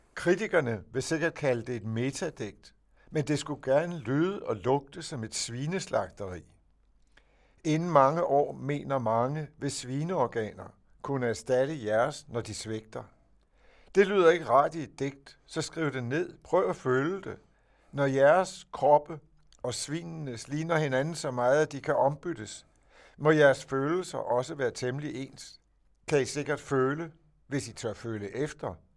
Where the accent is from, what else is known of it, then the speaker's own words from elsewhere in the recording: Denmark; jeg er dansker